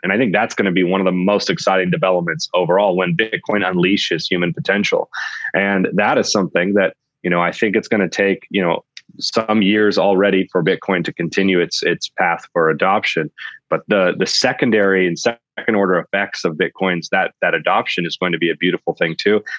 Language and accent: English; Sonoma Valley, California, United States; I grew up in the Sonoma Valley in California